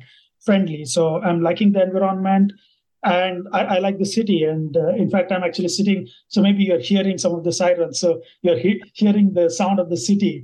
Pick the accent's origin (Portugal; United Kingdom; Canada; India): India; first language Kannada; English is a second language; moved away as an adult; also born or lived in Bangalore, India / Lincoln, Nebraska, United States; now in New York City, United States; I am originally from India